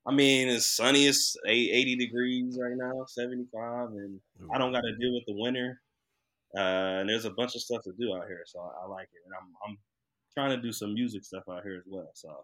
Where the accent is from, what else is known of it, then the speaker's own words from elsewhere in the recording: Detroit, Michigan, United States; moved away as an adult; now in Los Angeles, United States; So I'm staying out in LA. I grew up in Detroit, but I always wanted to live in California